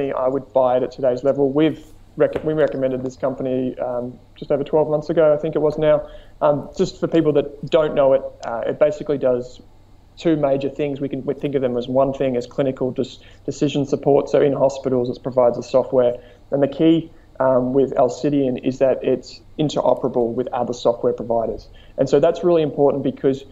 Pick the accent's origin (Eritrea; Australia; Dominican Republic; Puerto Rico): Australia; Melbourne, Victoria; I'm from Melbourne